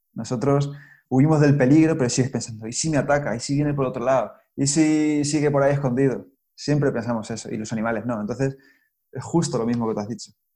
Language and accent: Spanish; Spain; also born or lived in Australia / Cáceres, Extremadura; Yo soy español y vivo aquí ahora